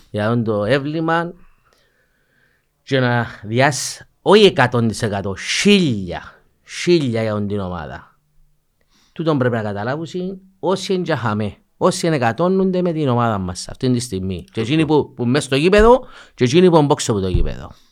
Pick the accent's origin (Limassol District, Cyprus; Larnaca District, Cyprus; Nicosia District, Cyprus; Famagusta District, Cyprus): Famagusta District, Cyprus; Famagusta; Ε, καταρχήν, εντάξει, λόγω ε, κατοικούμαστε που είναι αμόχωστο. Ναι. Ε, και θεωρώ ότι είναι η πόλη μου, η ανόρθωση ε, αντιπροσωπεύει την πόλη μου.